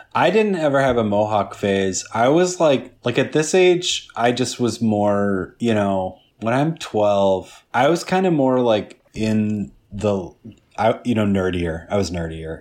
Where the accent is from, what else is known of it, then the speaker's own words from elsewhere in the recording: Midwest, United States; I grew up in the Midwest